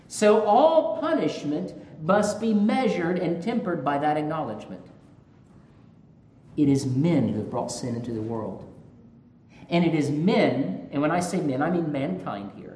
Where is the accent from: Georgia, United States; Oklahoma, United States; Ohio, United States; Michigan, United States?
Georgia, United States; I'm from Georgia